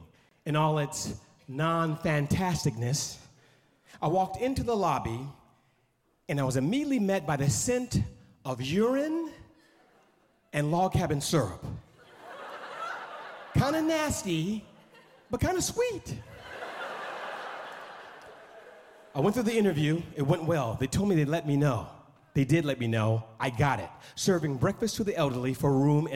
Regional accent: Oakland, California, United States; also born or lived in Los Angeles, California; I grew up on East 14th in Oakland, California

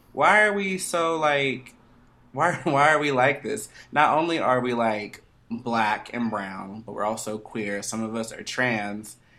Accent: Atlanta, Georgia, United States; I'm from Atlanta

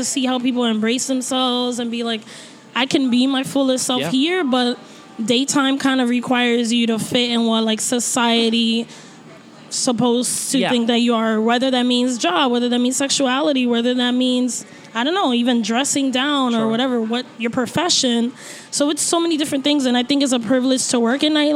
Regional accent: New York City, New York, United States; I'm from Brooklyn

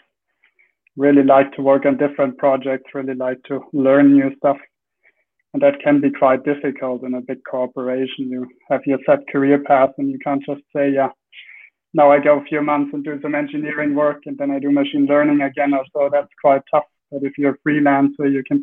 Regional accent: Germany; moved away as an adult; now in Sweden; I'm originally from Germany, but I've been living in Sweden for about 5 years now.

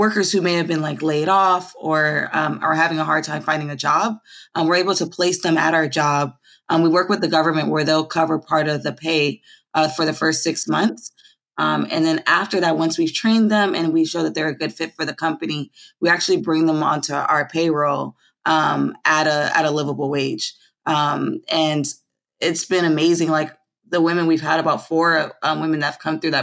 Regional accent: Los Angeles, California, United States; moved away as an adult; also born or lived in Philadelphia, Pennsylvania; I was born here actually in South Central Los Angeles.

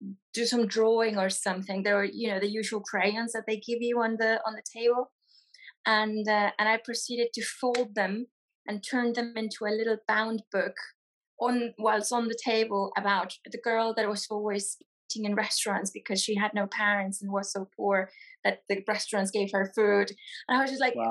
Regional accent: Mexico; now in United Kingdom; I'm a children's author and illustrator from Mexico.

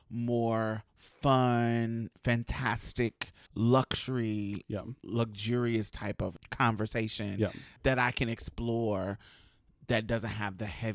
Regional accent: Alabama, United States; So we come from Alabama. I'm from up north, with roots in Mississippi.

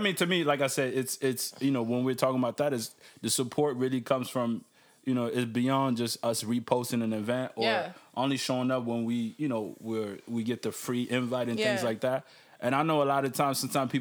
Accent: Maryland, United States; now in Canada; I grew up in Maryland

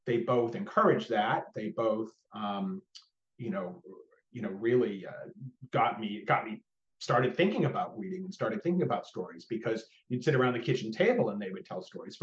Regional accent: outside of Austin, Texas, United States; I grew up outside of Austin, just outside

